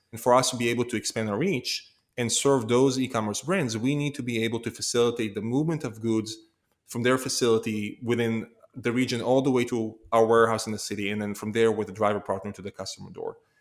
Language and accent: English; Israel; moved away as an adult; now in United States; I was born and raised in Israel